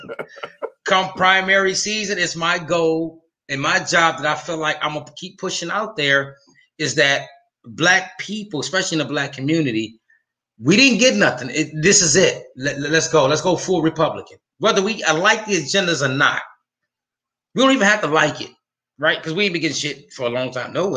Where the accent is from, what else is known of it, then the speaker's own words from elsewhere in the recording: Flint, Michigan, United States; now in Atlanta, United States; I'm from Flint, Michigan. So from there, now I live in Atlanta, Georgia